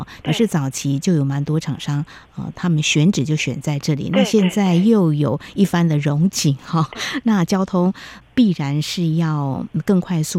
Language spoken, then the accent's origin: Chinese; Taiwan; 我们台湾人